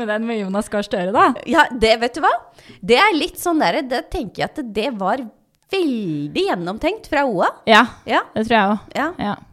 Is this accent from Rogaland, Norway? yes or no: no; Bærum, Akershus, Norway; also born or lived in Ål, Hallingdal; jeg er fra Bærum og mm. har jo egentlig bodd der hele livet.